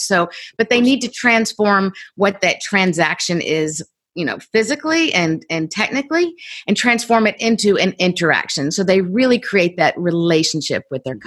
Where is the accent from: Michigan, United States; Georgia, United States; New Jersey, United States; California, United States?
Georgia, United States; Columbus; I grew up in Columbus, Georgia, pretty small town